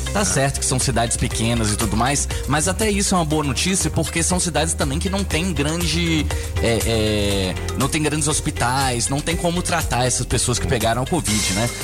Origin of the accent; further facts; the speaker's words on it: Brasília, Federal District, Brazil; eu sou daqui de Brasília, mas minha família é toda de Minas Gerais